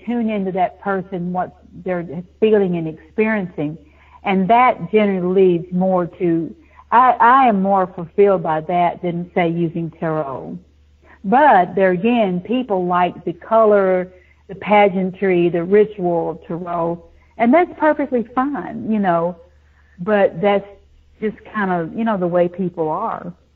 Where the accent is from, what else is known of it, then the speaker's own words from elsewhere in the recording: the South, United States; also born or lived in Nashville, Tennessee; I grew up in the South. You know, it's a buckle on the Bible Belt.